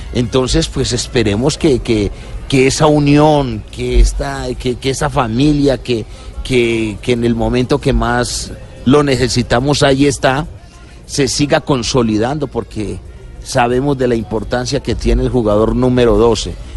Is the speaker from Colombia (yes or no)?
yes; Colombia; como colombiano